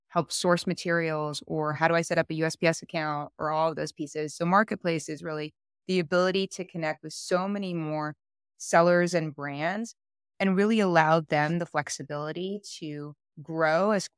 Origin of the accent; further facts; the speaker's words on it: Paris, Île-de-France, France; now in United States; I'm originally born and raised in Paris, France. I have lived all over the world just alone in the last 18 years. We've moved 11 times.